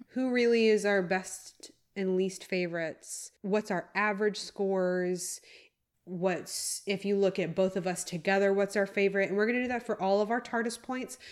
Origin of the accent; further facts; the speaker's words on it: United States; as an American